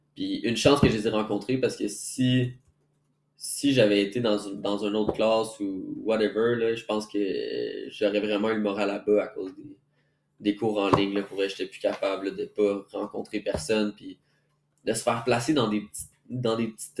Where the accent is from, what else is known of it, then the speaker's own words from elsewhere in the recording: Quebec City, Quebec, Canada; moved away as an adult; now in Montreal, Canada; je viens de Québec, premièrement. Donc, moi, je suis déménagé à Montréal